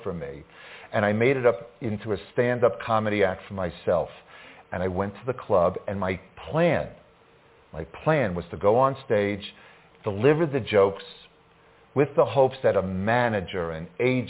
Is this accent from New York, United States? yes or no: yes; Long Island, New York, United States; born or raised there